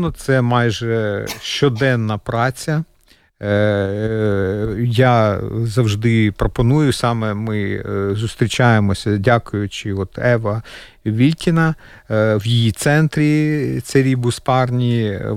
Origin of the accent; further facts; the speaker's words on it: Kyiv, Ukraine; now in Latvia; Ми перший це був переїзд, оскільки я киянин. Е, ми були дуже близько. Ви знаєте, ці міста на весь світ Буча, Ірпінь, ми з того боку краю Києва.